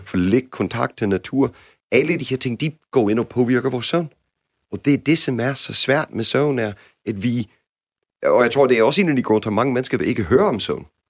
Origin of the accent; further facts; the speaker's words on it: United States; Danish is a second language; now in Denmark; som jeg har lært som amerikaner